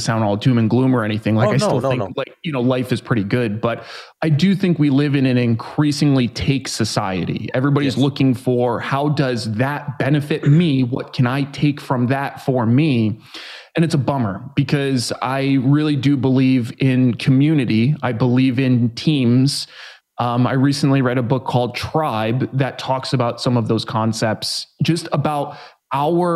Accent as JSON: {"language": "English", "region": "New York", "country": "United States", "tie": "born or raised there", "moved": "yes", "lives_now": "San Diego, United States", "said": "I'm originally from New York. I live in San Diego now. I grew up in a neighborhood that really wasn't super great."}